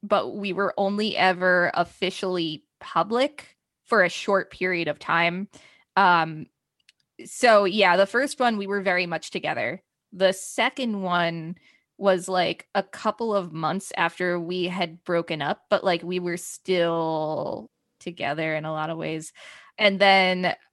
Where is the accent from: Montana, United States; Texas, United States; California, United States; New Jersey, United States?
New Jersey, United States; also born or lived in South Carolina; I went to school in South Carolina and then I came back to New Jersey during Christmas break 2015